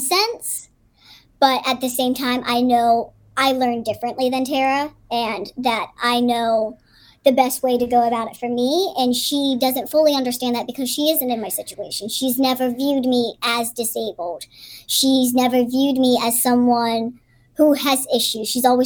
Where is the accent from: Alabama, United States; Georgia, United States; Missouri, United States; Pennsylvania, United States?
Pennsylvania, United States; Pittsburgh; Where I grew up in Pittsburgh